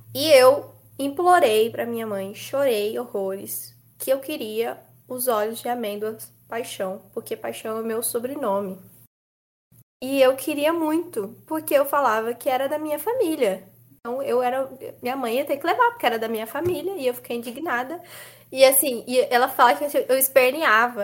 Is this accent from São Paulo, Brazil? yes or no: yes; São Paulo, Brazil; eu também sou da Zona Leste